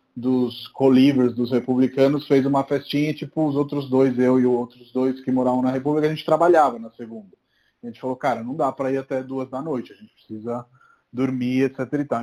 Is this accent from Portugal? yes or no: no; Italy; now in Brazil; mas eu sou da Itália